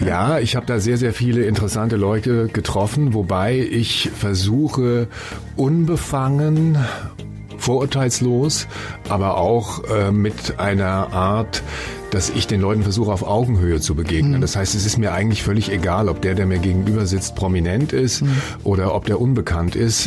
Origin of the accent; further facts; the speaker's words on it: Frankfurt am Main, Hesse, Germany; Ich komme aus Frankfurt Höchst, bin da geboren